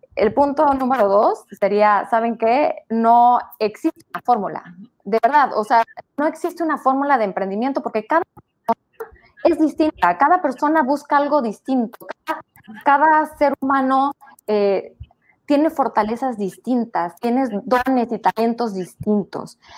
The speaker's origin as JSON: {"language": "Spanish", "region": "Tabasco", "country": "Mexico", "moved": "yes", "lives_now": "Mérida, Mexico", "said": "de Tabasco, vivo hace 20 años en Mérida"}